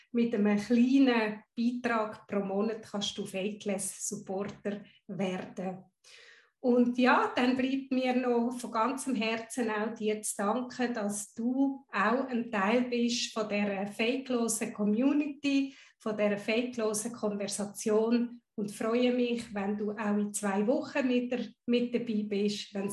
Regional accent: Guatemala; born there; first language Spanish; German is a second language; Ich bin in Guatemala geboren, habe Spanisch als tief verwurzelte Muttersprache irgendwo im System.

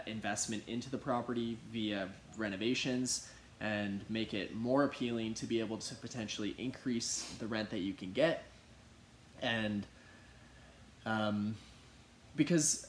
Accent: Kitchener, Ontario, Canada; I grew up in Kitchener-Waterloo

